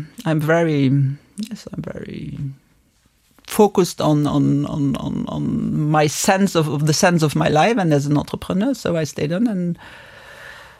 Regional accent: Luxembourg; here in Luxembourg. So we are belonging to the happy few over here. We are living in a multicultural country

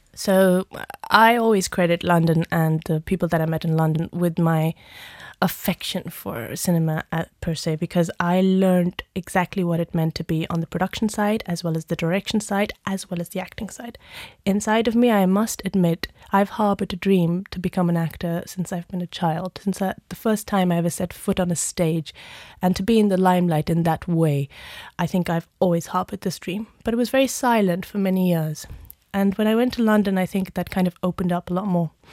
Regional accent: India; moved away; also born or lived in United Kingdom; being Indian myself

